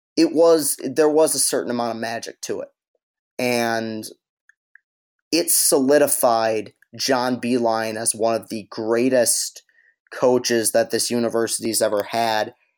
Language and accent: English; East Lansing, Michigan, United States; I grew up in East Lansing